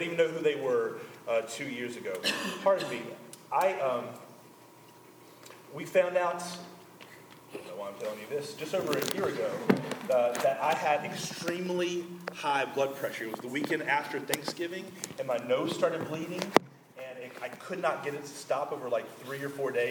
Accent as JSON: {"language": "English", "town": "Conway", "country": "United States", "tie": "born or raised there", "said": "the church I grew up in Conway"}